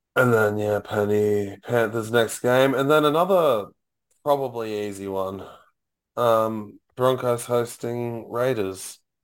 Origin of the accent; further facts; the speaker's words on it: Gold Coast, Queensland, Australia; we grew up on the Gold Coast